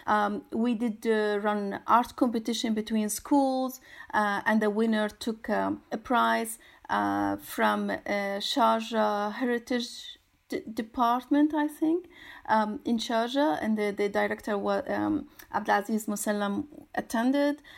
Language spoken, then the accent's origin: English; Syria; moved away; I'm originally from Syria